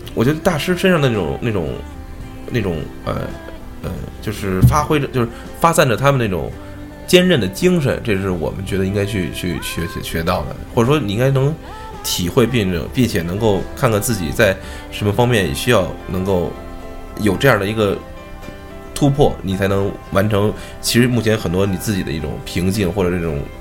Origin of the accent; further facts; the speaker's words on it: China; 我作为一个中国人